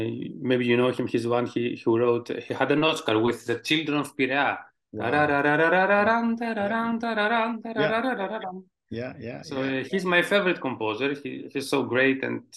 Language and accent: English; Greece; English is a second language; also born or lived in Thessaloniki, Greece / Athens, Greece; In my hometown. I come from Mountain Olympus, you know, the Mountain of Gods.